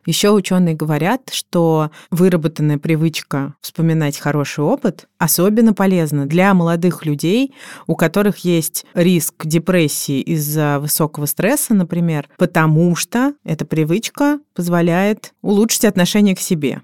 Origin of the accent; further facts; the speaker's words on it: Moscow, Russia; Я родилась в 1986 году в Москве, столице СССР на тот момент.